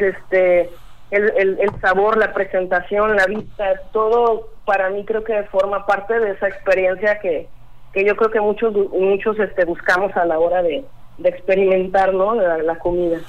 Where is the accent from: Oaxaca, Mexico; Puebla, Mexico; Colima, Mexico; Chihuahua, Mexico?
Colima, Mexico; now in Manzanillo, Mexico; yo soy de Colima. Este, ya tengo doce años viviendo aquí en Manzanillo